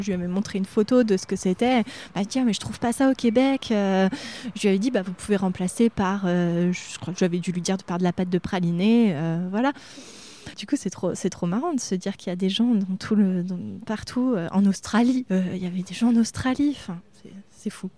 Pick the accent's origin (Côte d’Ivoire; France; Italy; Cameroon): France; Reuilly, Centre-Val de Loire; also born or lived in Châteauroux; now in Arthon, France; chez mes parents, c'est à Reuilly, dans les chemins de vigne